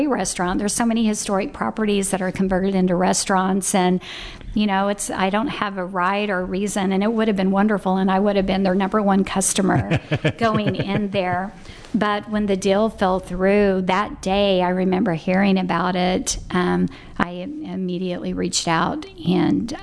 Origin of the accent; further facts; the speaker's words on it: Tulsa, Oklahoma, United States; I was born in West Tulsa, and I lived in the 70s in a housing project right over the 21st Street Bridge.